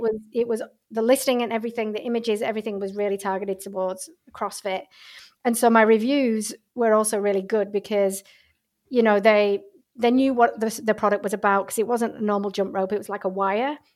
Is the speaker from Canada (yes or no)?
no; England, United Kingdom; moved away as an adult; also born or lived in Australia; I'm originally from England